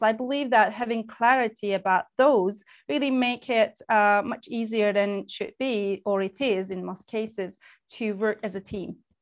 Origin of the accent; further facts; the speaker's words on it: Turkey; moved away as an adult; also born or lived in United Kingdom; And I was born and raised in Turkey, then moved to the UK, United Kingdom, when I was 26